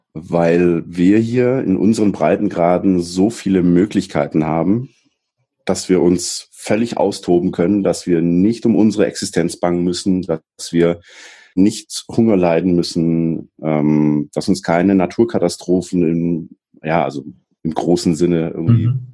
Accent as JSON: {"language": "German", "area": "Black Forest", "region": "Baden-Württemberg", "country": "Germany", "tie": "born or raised there", "said": "ich bin im Schwarzwald geboren. Ich bin da eigentlich recht äh, unspektakulär aufgewachsen"}